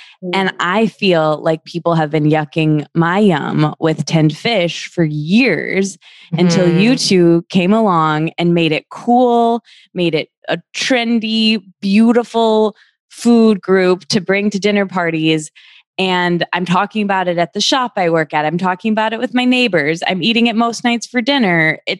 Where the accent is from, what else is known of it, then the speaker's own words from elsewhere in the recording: Midwest, United States; So I'm from the Midwest, and I didn't grow up eating tinned fish aside from like tuna salad